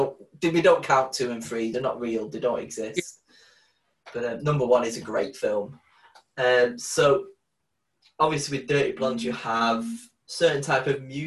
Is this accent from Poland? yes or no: no; Blackpool, North West England, United Kingdom; I grew up in Grange Park, and I used to go to Carlton C of E.